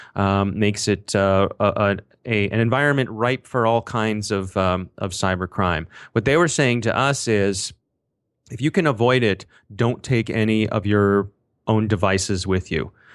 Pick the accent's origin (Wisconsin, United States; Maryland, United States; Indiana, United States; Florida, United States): Maryland, United States; Ellicott City; I happen to live, uh, right near Ellicott City, Maryland. It is my hometown